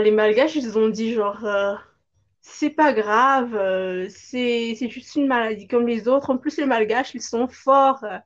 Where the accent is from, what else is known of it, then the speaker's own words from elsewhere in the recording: Madagascar; je viens de Madagascar